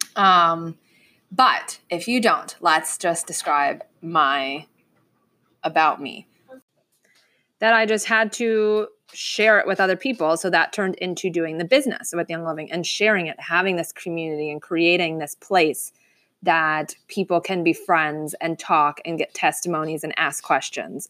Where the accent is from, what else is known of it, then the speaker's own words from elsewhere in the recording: Lighthouse Point, Florida, United States; I'm born and raised in Fort, in South Florida. Uh, I grew up in Lighthouse Point